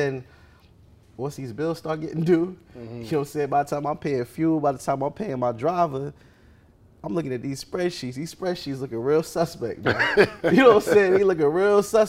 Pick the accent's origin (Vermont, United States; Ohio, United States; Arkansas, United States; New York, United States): New York, United States; moved away; I'm from New York.